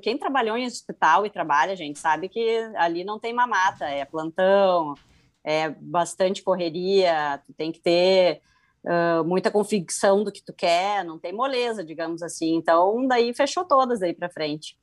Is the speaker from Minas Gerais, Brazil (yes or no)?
no; Rio Grande do Sul, Brazil; me formei em 2005 pela PUC, aqui do Rio Grande do Sul, sou gaúcha